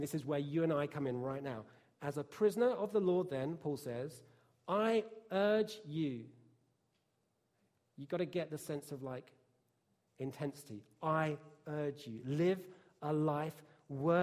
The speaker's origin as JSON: {"language": "English", "town": "Bishop's Stortford", "region": "East of England", "country": "United Kingdom", "tie": "born or raised there", "said": "I'm white British, from downtown Bishopsthortford in Hertfordshire, which is a pretty rough place to grow up"}